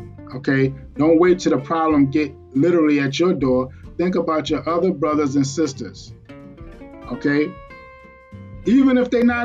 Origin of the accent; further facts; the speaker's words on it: New York City, New York, United States; I'm from Brooklyn, New York